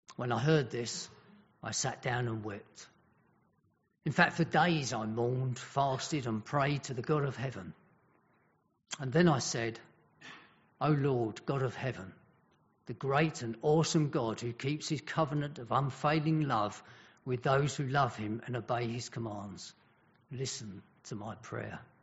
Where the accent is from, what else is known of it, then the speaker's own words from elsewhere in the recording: Welsh, Wales, United Kingdom; being Welsh